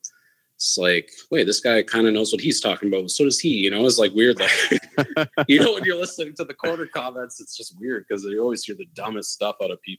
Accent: Canada; But I would say we have way more options, it feels like, because it's basically legal here.

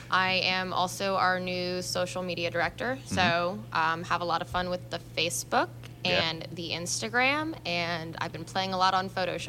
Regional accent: Connecticut, United States; also born or lived in Jupiter, Florida; I was born in a small town called Tequesta, which is part of Jupiter, Florida. And then I grew up in Connecticut. So I have a really strong connection with both, the cold and the warm.

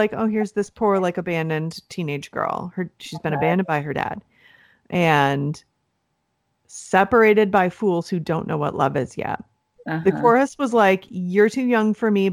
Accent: Cleveland, Ohio, United States; We're from Cleveland.

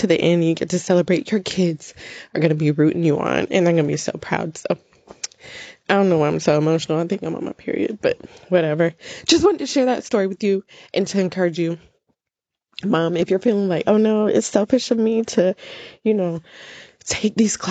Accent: United States; I am an American citizen and I was born here, but my parents are Jamaican

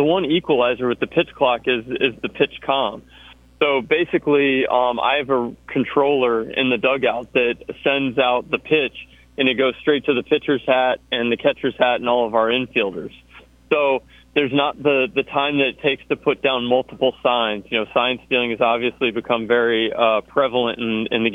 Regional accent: Georgia, United States; moved away as an adult; now in Auburn, United States; I grew up in Georgia

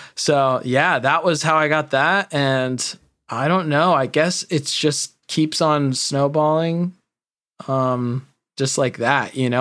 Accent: California, United States; I grew up in California

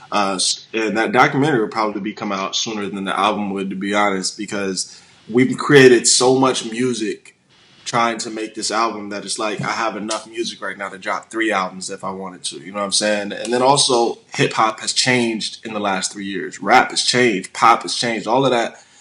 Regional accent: Illinois, United States; born there; also born or lived in Hawaii / Washington / San Diego / St. Louis; I was born in Illinois. I moved to Hawaii. I moved to Washington State. I then moved to San Diego. I lived in St. Louis for a little bit.

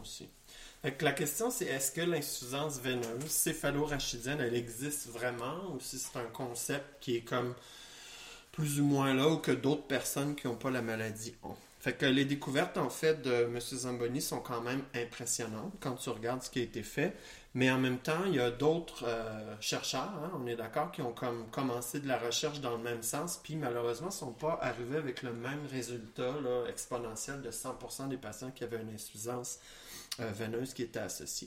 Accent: Quebec, Canada; chez nous au Québec

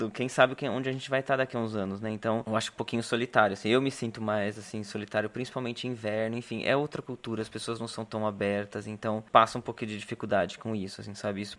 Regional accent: Brazil; moved away; Quando eu saí do Brasil, as minhas sobrinhas eram pequenas ainda, enfim, sete anos atrás.

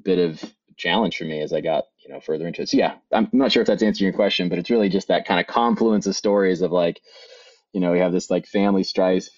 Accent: Bend, Oregon, United States; I grew up in Bend, Oregon, on a little farm just outside of Bend

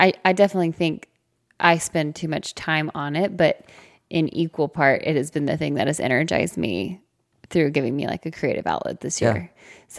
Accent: the South, United States; We're from the South.

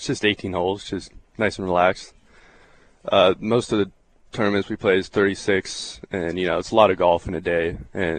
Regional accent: Oklahoma, United States; We're all from Oklahoma.

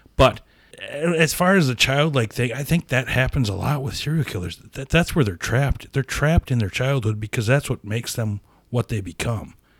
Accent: Appleton, Wisconsin, United States; we're from Appleton

